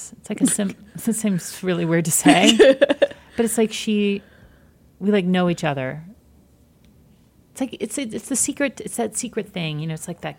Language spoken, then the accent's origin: English; Midwest, United States; I'm from the Midwest too